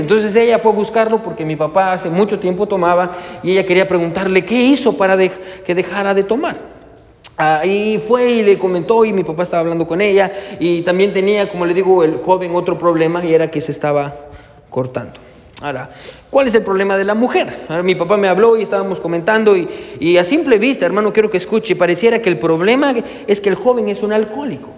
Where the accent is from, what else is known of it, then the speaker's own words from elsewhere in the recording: Guatemala; moved away; nosotros somos de Guatemala